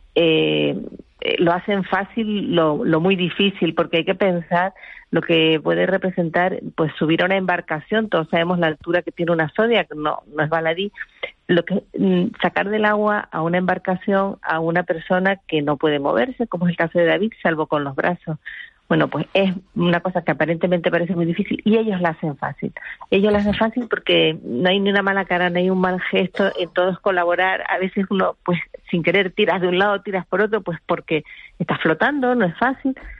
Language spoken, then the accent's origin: Spanish; Canary Islands, Spain; un sitio como Canarias, unas islas como las nuestras